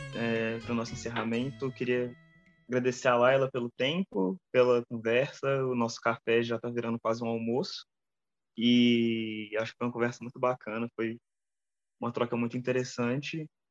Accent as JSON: {"language": "Portuguese", "country": "Brazil", "said": "eu sou brasileiro"}